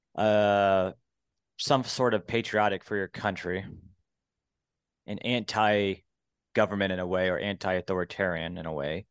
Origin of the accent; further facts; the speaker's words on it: Montana, United States; moved away; I grew up on a ranch when my, my, well, I'm from Montana originally, parents divorced